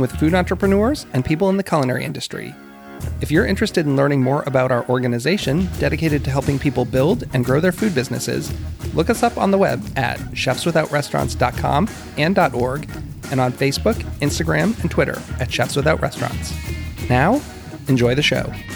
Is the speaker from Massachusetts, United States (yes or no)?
yes; Boston, Massachusetts, United States; now in Washington, D.C., United States; I grew up in the Boston area